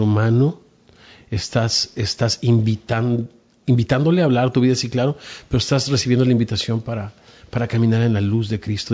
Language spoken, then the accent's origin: Spanish; Mexico; como decimos en México